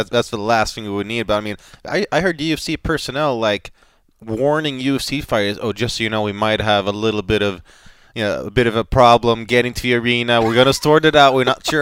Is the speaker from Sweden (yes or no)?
yes; Sweden; in my home country of Sweden